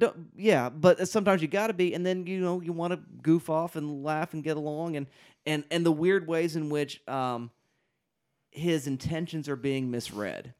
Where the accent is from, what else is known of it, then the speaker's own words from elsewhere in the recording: United States; as an American viewer